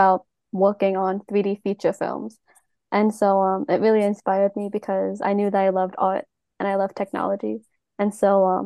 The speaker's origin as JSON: {"language": "English", "area": "Long Island", "region": "New York", "country": "United States", "tie": "born or raised there", "said": "I was raised on Long Island, New York"}